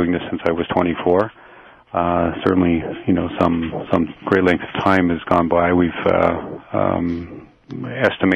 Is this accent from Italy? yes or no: no; London, Ontario, Canada; London, where I'm from here, my hometown